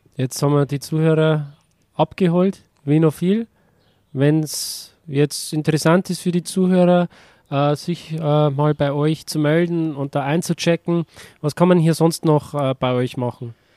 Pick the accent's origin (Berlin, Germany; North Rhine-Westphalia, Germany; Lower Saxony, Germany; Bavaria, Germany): Bavaria, Germany; als Bayer fühle ich mich da eher mit Österreich verbunden.